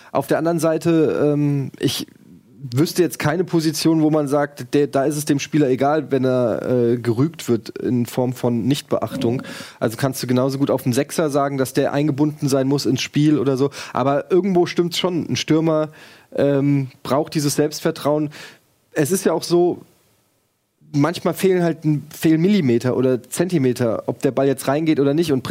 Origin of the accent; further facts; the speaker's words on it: Frankfurt, Hesse, Germany; Und das sage ich als Frankfurter. Das fällt mir nicht leicht.